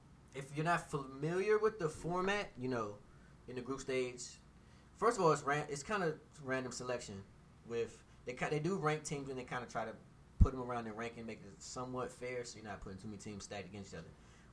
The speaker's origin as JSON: {"language": "English", "country": "Costa Rica", "said": "I kind of that's my home country."}